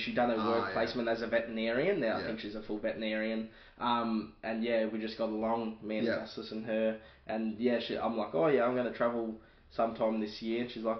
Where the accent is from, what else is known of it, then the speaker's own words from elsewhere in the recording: Australia; So, I'm from Australia.